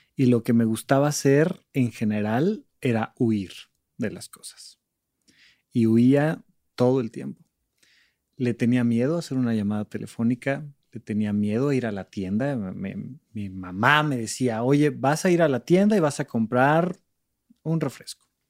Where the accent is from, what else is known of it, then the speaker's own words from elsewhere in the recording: Almoloya de Juárez, State of Mexico, Mexico; moved away as an adult; also born or lived in Toluca; now in Mexico City, Mexico; crecí en Alboleoya de Juárez, un pequeño lugar del Estado de México